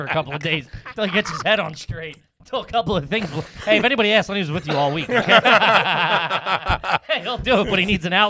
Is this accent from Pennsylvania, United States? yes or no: yes; Philadelphia, Pennsylvania, United States; I was a big Dykstra fan as